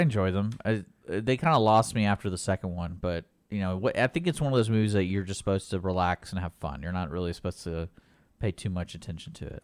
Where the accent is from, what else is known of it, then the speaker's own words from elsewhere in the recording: Houston, Texas, United States; I grew up here in Houston